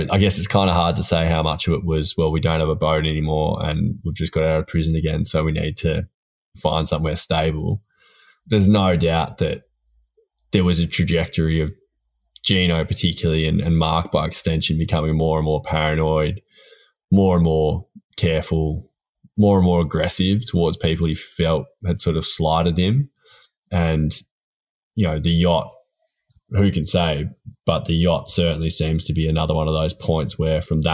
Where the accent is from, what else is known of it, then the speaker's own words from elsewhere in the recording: Port Fairy, Victoria, Australia; Port Fairy, which is my hometown.